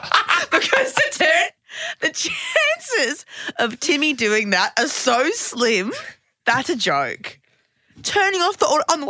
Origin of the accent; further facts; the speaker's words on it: Gold Coast, Queensland, Australia; I'm from the Gold Coast